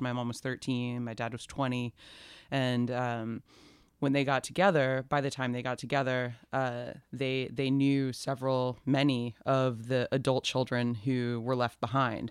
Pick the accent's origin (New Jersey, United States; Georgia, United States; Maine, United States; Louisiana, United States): Georgia, United States; Atlanta; I'm from Atlanta. I was born there, raised there